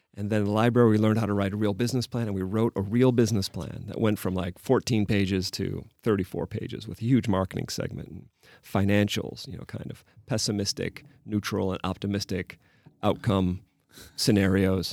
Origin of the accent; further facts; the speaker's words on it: Chicago, Illinois, United States; moved away as an adult; also born or lived in Paris, France; now in Prague, Czech Republic; I'm from Chicago